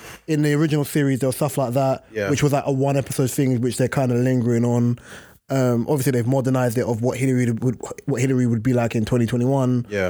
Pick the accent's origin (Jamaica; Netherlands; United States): Jamaica; But I just don't like the fact of when I came from Jamaica, brother, stop it, stop it.